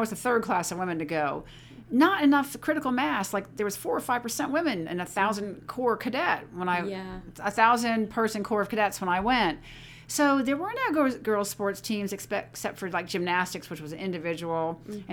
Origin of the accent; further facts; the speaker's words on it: Ellicott City, Maryland, United States; I was born and raised in Ellicott City, Maryland